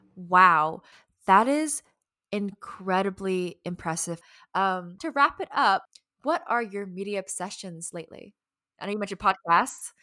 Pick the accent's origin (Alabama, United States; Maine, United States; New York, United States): Alabama, United States; accent: Southern; moved away as an adult; also born or lived in Northern California; growing up in Alabama, definitely being the only, like, one of, like, very few Asian people